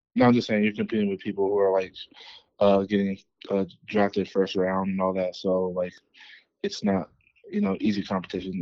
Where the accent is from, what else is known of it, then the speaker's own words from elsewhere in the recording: East Palo Alto, California, United States; moved away as an adult; also born or lived in Kansas; now in Denver, United States; I grew up in California, uh, in the Bay Area uh, from a small town called East Palo Alto